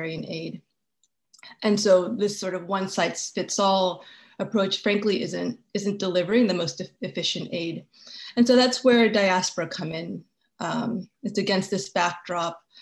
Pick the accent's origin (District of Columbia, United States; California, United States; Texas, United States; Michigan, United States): District of Columbia, United States; Washington; I was born in Washington, D.C. I've remained in Washington, D.C. all these years